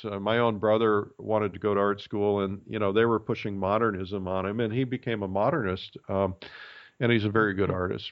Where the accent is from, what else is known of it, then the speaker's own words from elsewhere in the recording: Fort Wayne, Indiana, United States; I grew up in Fort Wayne, Indiana